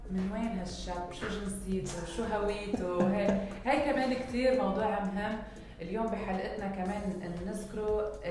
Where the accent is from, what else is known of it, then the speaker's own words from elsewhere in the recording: Lebanon; now in United Arab Emirates; انا ما بكذب عليكم لما جيت انا جيت من لبنان دغري على الامارات آه، كان عندي مثل شوك